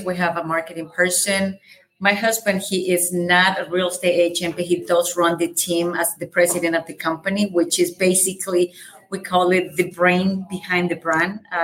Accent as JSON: {"language": "English", "country": "El Salvador", "second_language": "English", "moved": "as an adult", "said": "I have a very light accent. I'm from El Salvador. I moved here when I was 20 years old."}